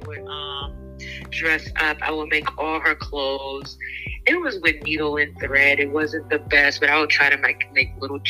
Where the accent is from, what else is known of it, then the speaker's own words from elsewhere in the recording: Boston, Massachusetts, United States; I'm from Boston, Massachusetts, born and raised. Trinidadian, my descent. My mom's from Trinidad.